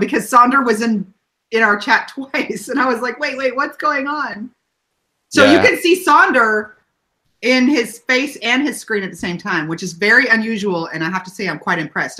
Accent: Texas, United States; I'm from Texas.

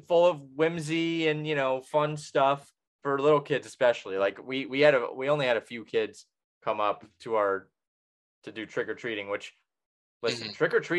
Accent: United States; I'm an American.

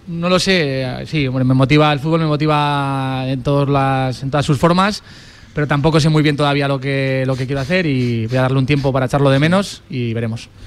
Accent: Grañén, Aragon, Spain; also born or lived in Torrero, Zaragoza; yo soy de Grañén, pero mi madre vivía en Torrero

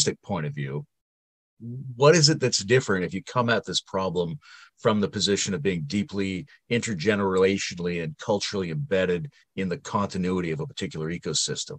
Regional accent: Sointula, British Columbia, Canada; now in Ontario, Canada; I'm from Sointula on Malcolm Island on the BC coast

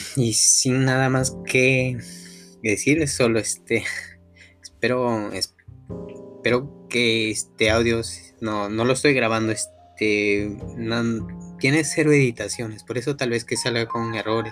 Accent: La Libertad, Peru; now in Lima, Peru; yo no soy de Lima, pero soy, de la libertad, de parte de mi provincia

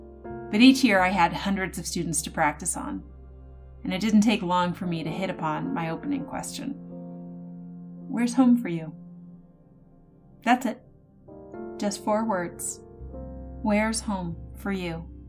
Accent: Connecticut, United States; now in Maine, United States; My parents met and married in Maine, and my grandmother lived here for most of my childhood. But I was born and raised in Connecticut. We moved a lot, but Maine remained the constant in my life, and now I live here.

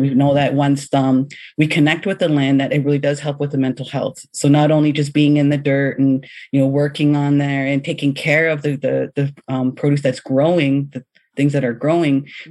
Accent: London, Ontario, Canada; I grew up in London, Ontario

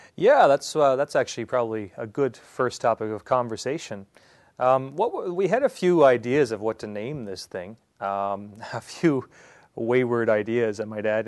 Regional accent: Prince Edward Island, Canada; moved away as an adult; also born or lived in England; now in Saskatchewan, Canada; I am born and raised in Prince Edward Island, um, all on the other end of Canada

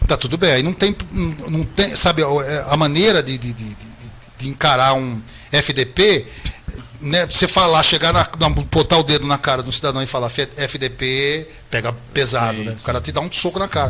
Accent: Brazil; eu sou brasileiro

